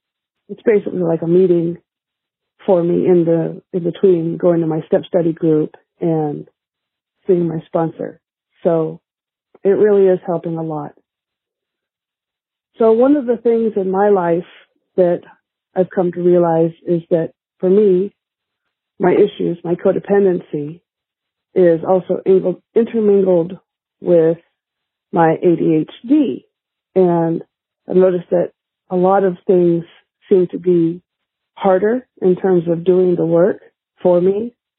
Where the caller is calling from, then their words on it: California, United States; I'm calling from California.